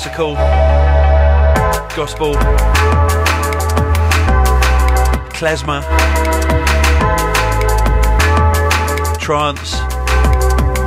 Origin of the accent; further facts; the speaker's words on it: United Kingdom; We're British